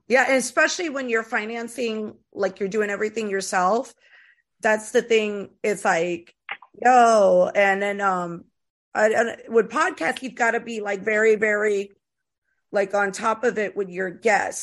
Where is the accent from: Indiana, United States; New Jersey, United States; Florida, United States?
Florida, United States; Tampa; moved away; also born or lived in East Coast / West Coast; I was raised in Florida